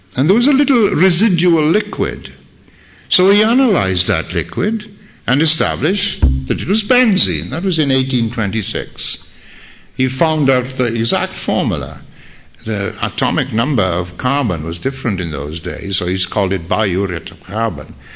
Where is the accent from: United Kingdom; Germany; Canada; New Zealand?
United Kingdom; Wales; I'm a Welshman